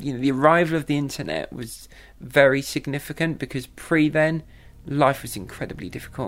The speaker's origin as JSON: {"language": "English", "region": "South East England", "country": "United Kingdom", "lives_now": "London, United Kingdom", "said": "I live in London. I'm originally from Kent, but I've lived in London for most of my adult life."}